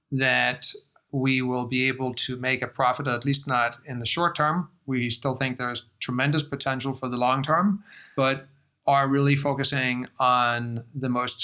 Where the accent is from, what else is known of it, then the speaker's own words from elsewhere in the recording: Denmark; accent: American; English is a second language; moved away as an adult; also born or lived in United States; You can probably tell from my accent that I spend a lot of time in the United States. I grew up in Denmark on a farm, not terribly far from here, with horses and chickens, and then went to the States for college